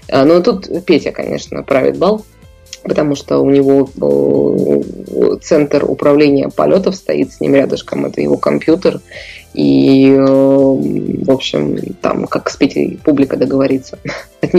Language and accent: Russian; Chukotka Autonomous Okrug, Russia; Я с Чукотки. Я, я, я, я могу вам сказать, что вы, э, жители э, Беларуси, для нас, для Чукч, являетесь жители, жителями материка.